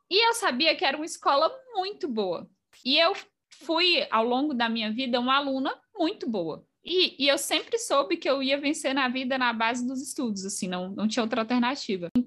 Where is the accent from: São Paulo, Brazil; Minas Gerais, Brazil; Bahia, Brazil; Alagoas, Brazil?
Bahia, Brazil; eu fiz Cefet, eu sou baiana, e aí eu mudei de cidade para fazer o ensino médio integrado com o técnico.